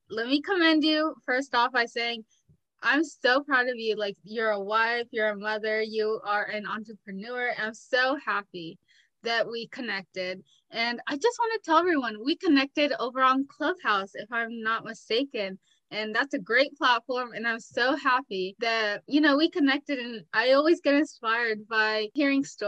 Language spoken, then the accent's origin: English; Georgia, United States; also born or lived in Los Angeles, California; I'm actually from Los Angeles, but I moved to Georgia when I was 8